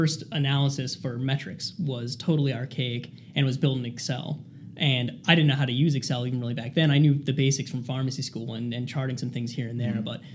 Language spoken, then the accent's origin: English; Cherry Hill, New Jersey, United States; moved away as an adult; now in Rhode Island, United States; I grew up in Cherry Hill, New Jersey, which is about 3.5 hours south of here